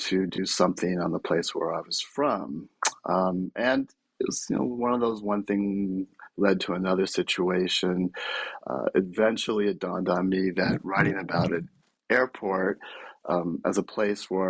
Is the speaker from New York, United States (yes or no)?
no; Bay Area, California, United States; I'm from the Bay Area originally